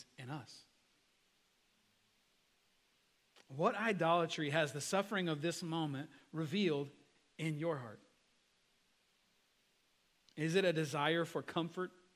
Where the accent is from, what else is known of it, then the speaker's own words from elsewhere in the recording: United States; as an American